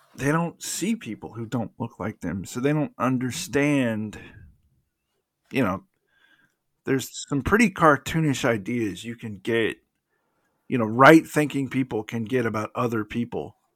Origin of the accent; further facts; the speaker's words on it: DeKalb County, Georgia, United States; you and I grew up in DeKalb County, Georgia